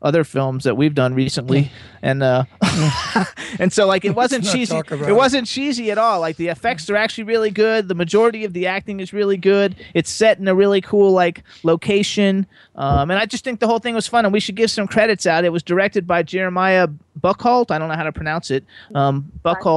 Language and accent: English; Florida, United States; moved away as an adult; now in Pennsylvania, United States; we're from Florida and have done so much in Florida